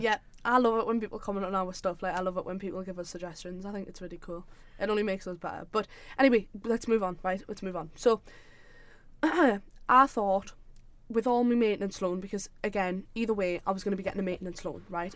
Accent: South Shields, North East England, United Kingdom; I'm from Shields, like South Shields

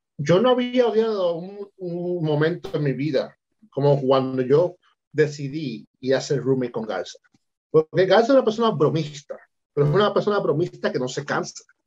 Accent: Puerto Rico; moved away; yo soy boricua

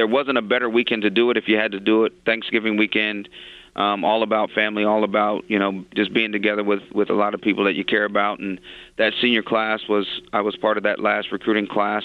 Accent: Alabama, United States; especially being an African-American and growing up in Alabama

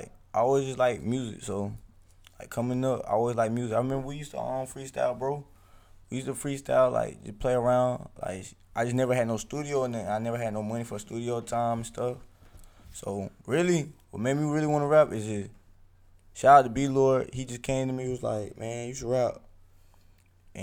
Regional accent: Columbia, South Carolina, United States; I was raised on the northeast side of Columbia, moved to the Parkway

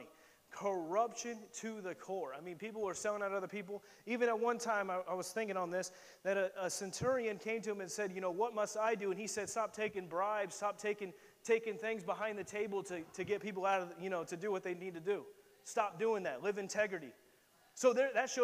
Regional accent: Indiana, United States; I'm a boy from Indiana, from the middle of nowhere

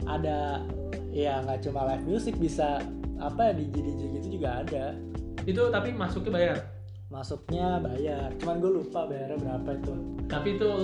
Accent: Kampung Glam, Singapore; gue di Kampung Glam di Bugis Kampung Glam tadi gue soalnya kampung gue nih kalau malam tuh hmm. tuh ada yang ini rat apa kayak jadi kayak pasar malam gitu sih

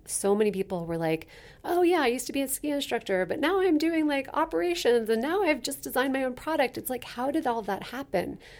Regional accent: Basalt, Colorado, United States; now in Denver, United States; grew up in the western slope in a little town called Basalt, Colorado

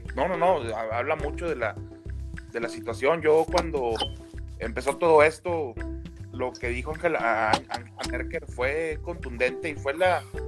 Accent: Mexico; somos muy los mexicanos así

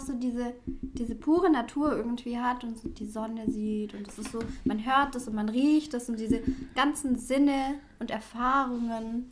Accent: Swabia, Germany; ich komme ja aus dem Schwabenland

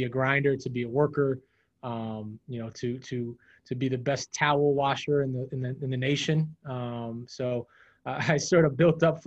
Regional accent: New York City, New York, United States; I'm from Brooklyn, New York

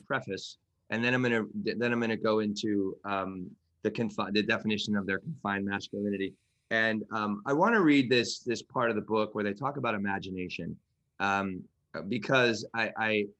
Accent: New York, United States; I'm from New York

